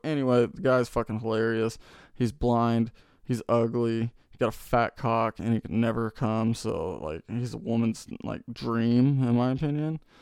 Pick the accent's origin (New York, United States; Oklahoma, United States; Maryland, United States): Oklahoma, United States; Tulsa; I'm from Tulsa. I'm from the city